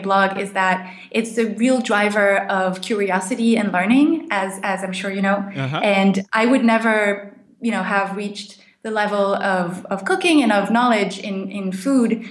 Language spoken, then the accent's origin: English; France; moved away as an adult; also born or lived in California; I grew up in France in a French family, but I moved to California just after graduation